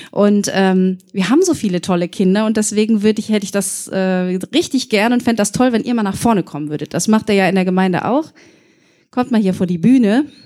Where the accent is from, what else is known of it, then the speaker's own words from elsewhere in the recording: Hüffen, North Rhine-Westphalia, Germany; Wir kommen aus Hüffen. Wir kommen halt nicht aus alten Hüffen, sondern wir kommen aus der anderen Richtung eben aus Hüffen.